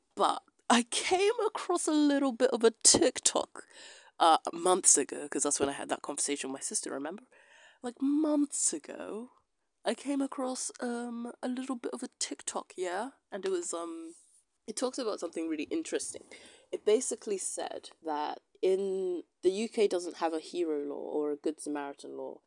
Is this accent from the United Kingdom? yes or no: yes; United Kingdom; I'm a British citizen